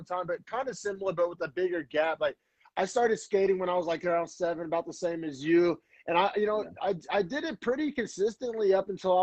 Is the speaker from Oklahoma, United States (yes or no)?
yes; Oklahoma, United States; moved away as an adult; now in San Francisco Bay Area, United States; I grew up in Oklahoma, and I just remember skateboarding as a kid in Oklahoma